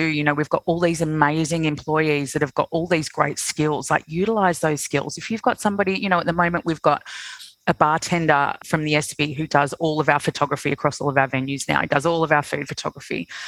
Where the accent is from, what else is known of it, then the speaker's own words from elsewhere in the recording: Sydney, New South Wales, Australia; moved away as an adult; also born or lived in London; now in Melbourne, Australia; I'm originally from Sydney